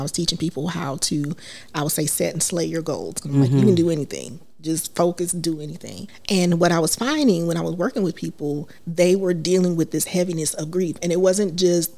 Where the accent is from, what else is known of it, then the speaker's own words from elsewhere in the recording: South Carolina, United States; also born or lived in Washington, D.C.; grew up in South Carolina, so I'm a bougie country girl